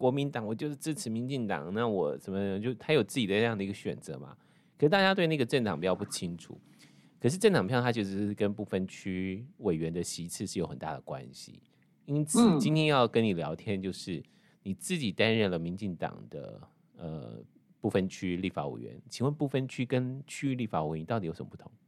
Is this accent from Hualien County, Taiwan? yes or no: yes; Hualien County, Taiwan; 连线访问的是我们，我觉得就是我们花莲人呐